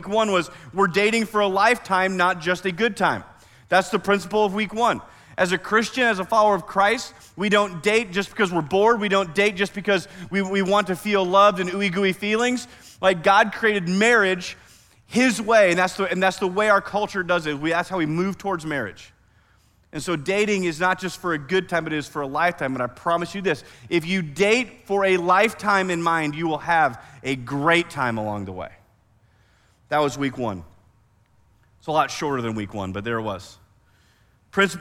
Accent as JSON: {"language": "English", "region": "Iowa", "country": "United States", "tie": "born or raised there", "moved": "yes", "lives_now": "Oklahoma, United States", "said": "I grew up in Iowa"}